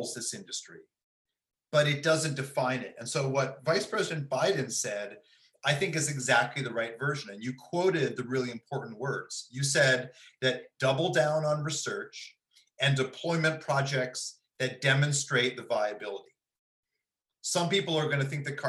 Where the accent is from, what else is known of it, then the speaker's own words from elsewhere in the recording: Ithaca, New York, United States; also born or lived in Princeton, New Jersey; now in Berkeley, United States; I'm from upstate New York. I'm from Ithaca